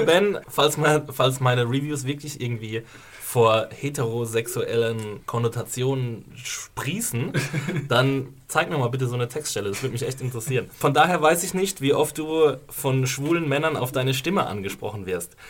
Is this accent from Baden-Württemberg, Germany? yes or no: no; Rhineland-Palatinate, Germany; accent: Palatine dialect; moved away; also mein Dialekt ist äh, ein Pfälzer Dialekt. Ich komme aus der wunderschönen Pfalz, der Toskana Deutschlands